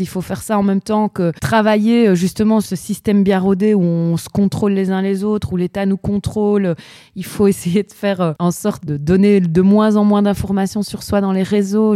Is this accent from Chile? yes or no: yes; Chile; moved away; je viens quand même du Chili